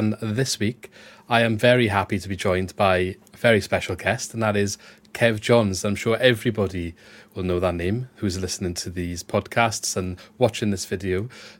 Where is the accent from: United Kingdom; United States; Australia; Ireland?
United Kingdom; Swansea, Wales; I've grown up in Swansea